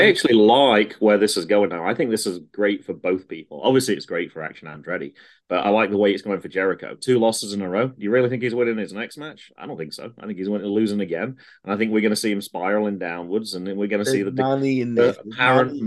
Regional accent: United Kingdom; moved away; as a Brit

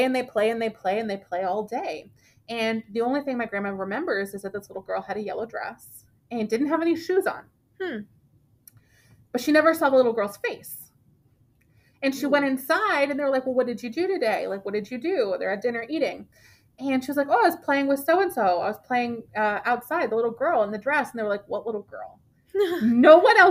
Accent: Brownsville, Texas, United States; I'm from Brownsville, and I grew up spending a lot of time with my grandmother

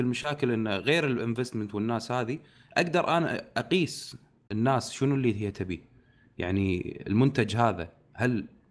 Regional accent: Kuwait; عندنا بالكويت

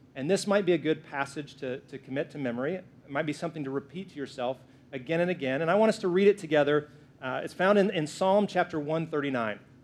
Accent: the South, United States; I'm from the South, so I say it that way

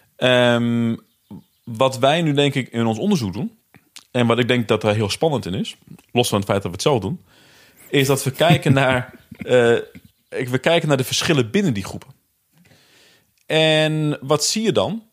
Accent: Netherlands; Ik ben zelf opgegroeid in Bijum achterstandswijk.

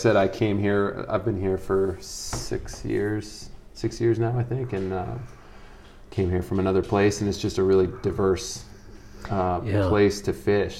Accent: Boston, Massachusetts, United States; Boston in the wintertime, it's gorgeous. That's my hometown.

